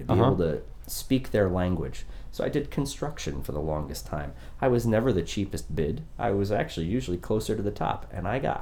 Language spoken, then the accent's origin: English; Maine, United States; also born or lived in Connecticut; now in Orlando, United States; I'm from Maine originally. There's no work there, so all the families moved to Connecticut.